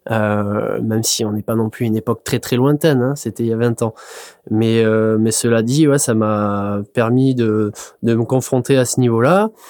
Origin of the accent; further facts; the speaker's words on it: north of the Landes, Nouvelle-Aquitaine, France; je donc je suis demi misant dans le nord des Landes.